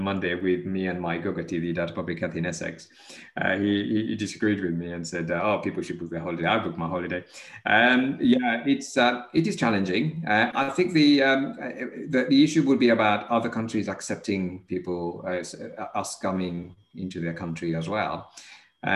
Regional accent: Mauritius; moved away; I was born in Mauritius.

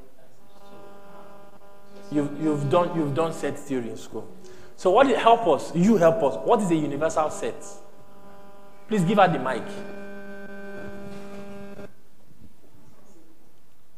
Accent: Nigeria; we are Nigerian now

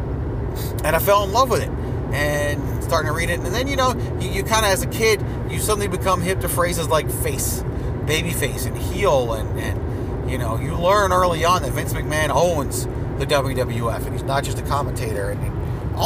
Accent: Nassau County, Long Island, New York, United States; growing up in Nassau or on Long Island

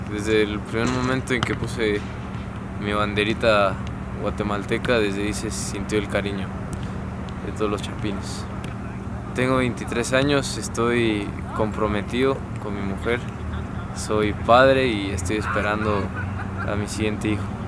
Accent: Mexico City, Mexico; yo nací en el DF y, y crecí allá en el DF

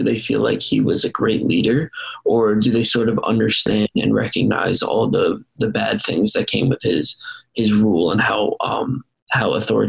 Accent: United States

